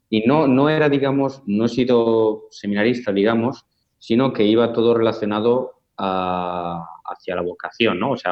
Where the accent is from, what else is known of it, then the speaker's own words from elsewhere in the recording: Palencia, Castile and León, Spain; born there; nací en el 1992 en España, en una ciudad que se llama Palencia, con la P, no Valencia, eh, que es una ciudad al norte de España muy, muy pequeña, de 80.000 habitantes.